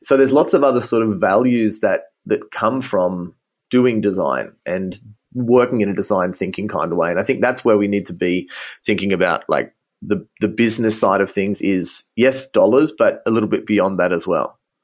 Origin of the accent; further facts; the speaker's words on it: Australia; moved away as an adult; also born or lived in Ghana; now in Munich, Germany; as you can probably hear from my accent, um, I'm originally from Australia, and I studied optometry in Sydney